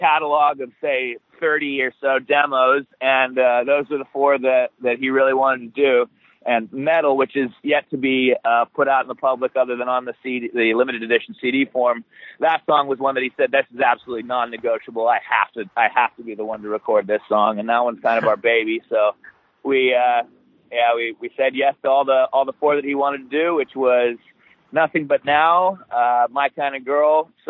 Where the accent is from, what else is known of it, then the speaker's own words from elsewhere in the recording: Australia; accent: American; also born or lived in Alaska / Hawaii; I've always had the American accent. I was born in Alaska and raised in Hawaii till I was about 7. Then she met an Australian guy and moved me over there. So that's where me and Luke grew up from. I was about 7 till 23.